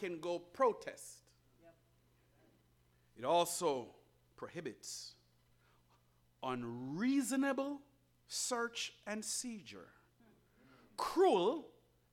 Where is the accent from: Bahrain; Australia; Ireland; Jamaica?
Jamaica; now in United States; I was born outside of the United States in a beautiful country called Jamaica